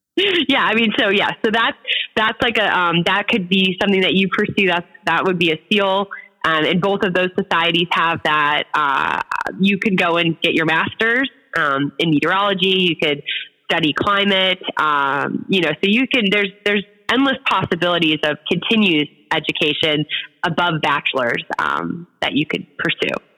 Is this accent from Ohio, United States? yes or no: yes; Cleveland, Ohio, United States; moved away as an adult; now in Miami Valley, Ohio, United States; I grew up in Cleveland